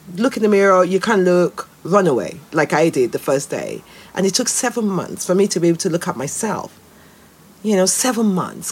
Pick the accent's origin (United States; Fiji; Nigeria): Nigeria; moved away as an adult; now in United Kingdom; I grew up in Nigeria. And as a Nigeria, they ground you in your blackness.